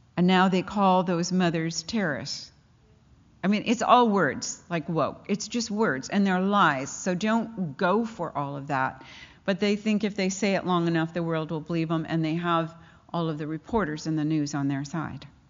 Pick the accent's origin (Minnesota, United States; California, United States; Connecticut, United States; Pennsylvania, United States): California, United States; Pasadena; I grew up in Pasadena, so I know those mountains